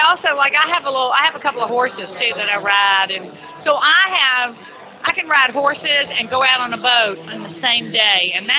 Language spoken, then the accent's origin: English; Gulf Coast, United States; And we're Gulf Coast people.